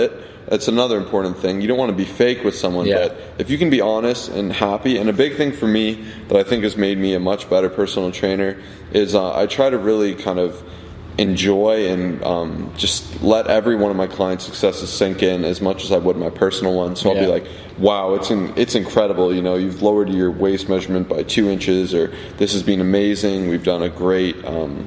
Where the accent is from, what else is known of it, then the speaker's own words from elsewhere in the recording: Toronto, Ontario, Canada; we're from Canada if you don't know that, Toronto, Ontario